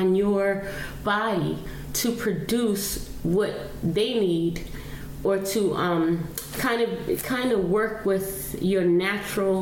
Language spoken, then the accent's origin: English; New York City, New York, United States; I'm from the South Bronx. I'm mm-hmm. born and raised in Patterson Projects.